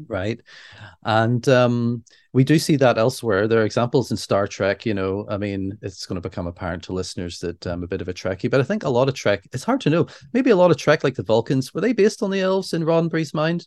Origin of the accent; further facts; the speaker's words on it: Northern Ireland, United Kingdom; we're Northern Irish.